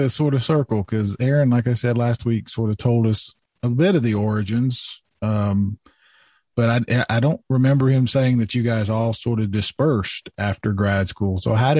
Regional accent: Lafayette, Indiana, United States; I'm from Lafayette, Indiana.

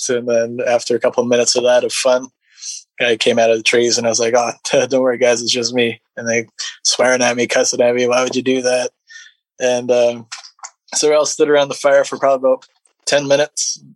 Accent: British Columbia interior, Canada; I'm from BC in the interior

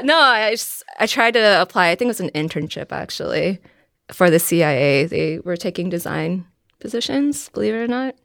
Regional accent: Virginia, United States; I am from Virginia

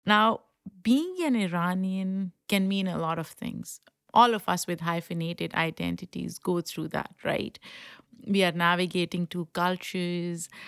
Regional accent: Pakistan; English is a second language; now in United States; I grew up in Pakistan, so for me, Iran is a neighboring country

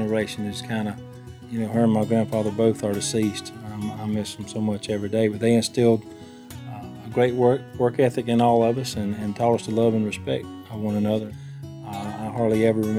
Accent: Alabama, United States; I'm a singer-songwriter. I grew up in Alabama

